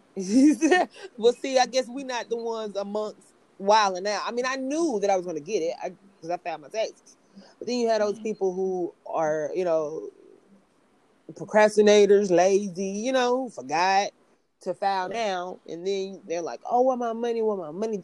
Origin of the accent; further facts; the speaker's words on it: Greenville, South Carolina, United States; moved away as an adult; now in Los Angeles, United States; I'm from Greenville, South Carolina